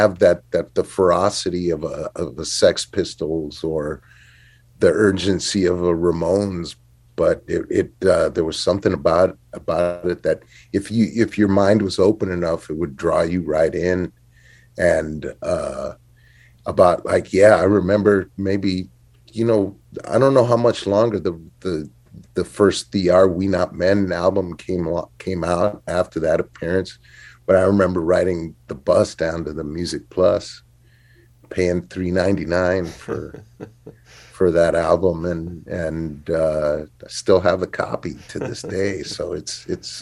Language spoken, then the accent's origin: English; Los Angeles, California, United States; I grew up to make it simple, I guess the Hollywood area, the East Hollywood area.